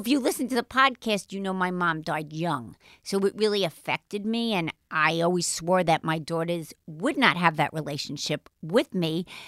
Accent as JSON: {"language": "English", "town": "New York City", "region": "New York", "country": "United States", "accent": "Brooklynite", "said": "I do sound like a Brooklynite. I was born in Jamaica Heights"}